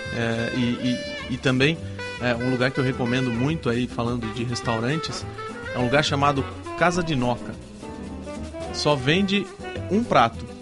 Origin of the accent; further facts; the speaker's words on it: Brazil; Eu sou brasileiro